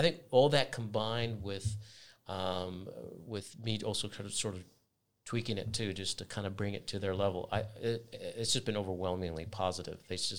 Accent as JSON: {"language": "English", "country": "United States", "lives_now": "New Zealand", "said": "Whenever I've started somewhere new, even in New Zealand, like I'm coming from America, I had to adjust"}